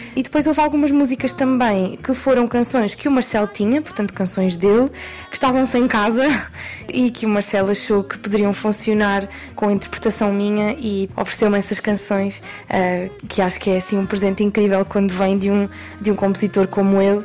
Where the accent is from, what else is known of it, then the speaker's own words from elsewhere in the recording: Portugal; Eu sou portuguesa